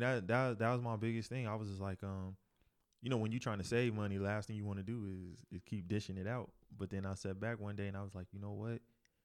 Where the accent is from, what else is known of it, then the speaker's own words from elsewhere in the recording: North Carolina, United States; I'm from North Carolina too.